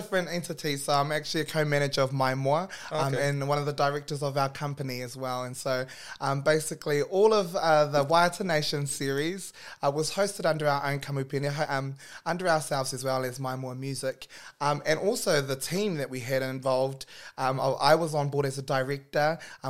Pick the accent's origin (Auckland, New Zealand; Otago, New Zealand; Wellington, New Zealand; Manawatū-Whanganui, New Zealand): Auckland, New Zealand; also born or lived in Northland; I am born and bred up north and grew up here in South Auckland.